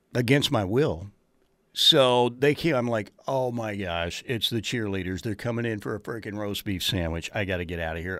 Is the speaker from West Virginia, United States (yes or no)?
no; Norman, Oklahoma, United States; my days growing up in God's country in Norman, Oklahoma